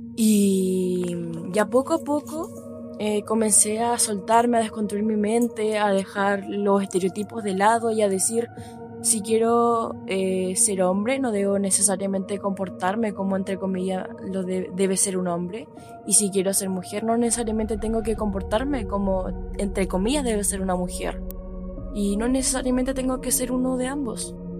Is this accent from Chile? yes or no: yes; Chile; Soy de Chile